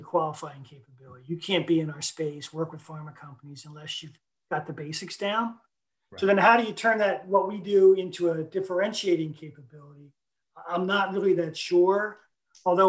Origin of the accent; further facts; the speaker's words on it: Stone Harbor, New Jersey, United States; Stone Harbor is my hometown